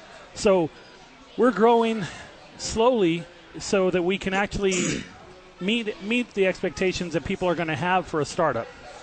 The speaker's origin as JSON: {"language": "English", "town": "Albuquerque", "region": "New Mexico", "country": "United States", "tie": "born or raised there", "said": "I'm born and raised in Albuquerque as well"}